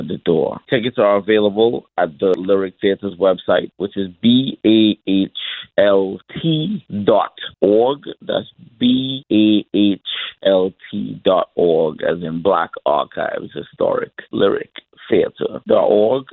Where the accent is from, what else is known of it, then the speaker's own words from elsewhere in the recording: Trinidad & Tobago; I'm originally from Trinidad and Tobago